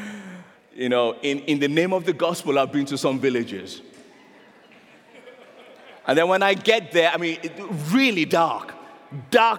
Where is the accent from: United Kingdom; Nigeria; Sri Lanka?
Nigeria; I'm a Nigerian